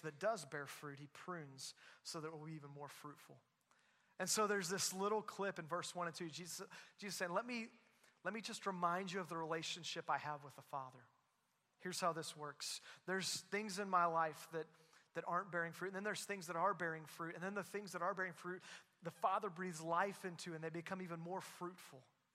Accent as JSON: {"language": "English", "region": "Southwest Missouri", "country": "United States", "tie": "born or raised there", "also_born_or_lived": "Louisville area", "moved": "as an adult", "lives_now": "Joplin, United States", "said": "grew up in Southwest Missouri, part of Christ Church for a while, then moved away"}